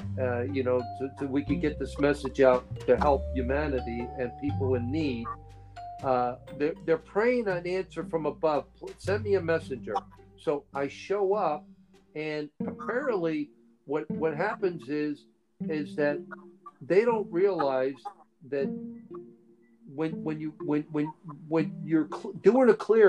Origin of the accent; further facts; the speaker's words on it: Hawaii, United States; I came all the way from Hawaii, you know, to go to Denmark and Sweden to help out for 2 years.